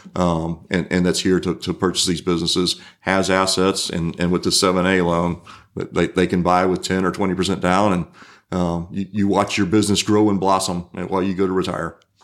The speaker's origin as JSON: {"language": "English", "town": "Pensacola", "region": "Florida", "country": "United States", "tie": "born or raised there", "said": "I grew up in Pensacola"}